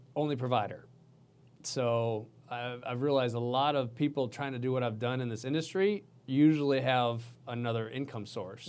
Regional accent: Minnesota, United States; now in Houston, United States; I come from Minnesota

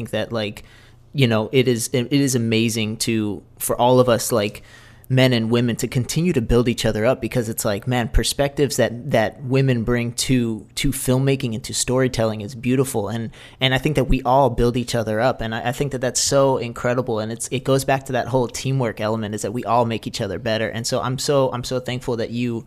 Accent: Senegal; I grew up in Senegal myself

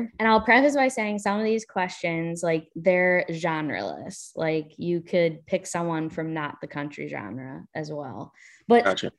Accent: Delaware, United States; So I'm from Delaware. That's where I am right now, actually.

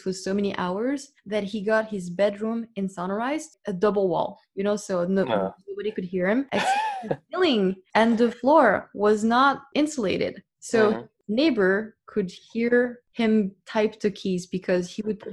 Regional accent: Paris, Île-de-France, France; growing up in Paris, we do take for granted that the arts are everywhere

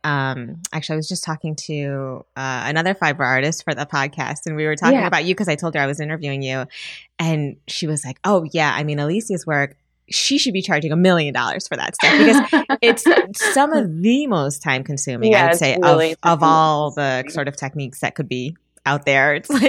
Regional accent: Midwest, United States; I'm from the Midwest and, you know, I have traditional parents.

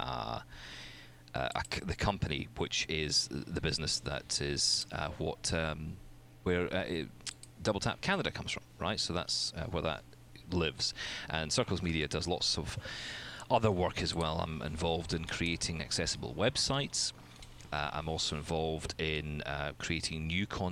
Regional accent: Scotland, United Kingdom; I'm Scottish.

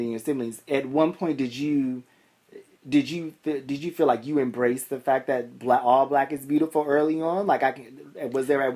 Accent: Boston, Massachusetts, United States; I grew up in Boston. So my experience is very much Boston

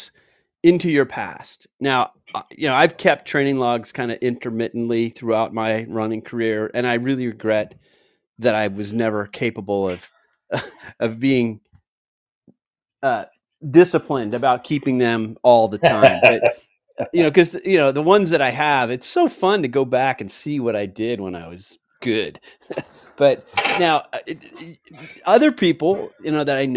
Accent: San Anselmo, California, United States; I grew up in San Anselmo in Marin County.

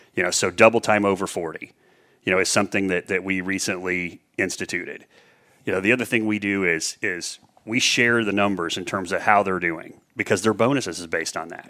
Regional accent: Indianapolis, Indiana, United States; also born or lived in Danville, Indiana; I grew up west side of Indianapolis, one of four kids

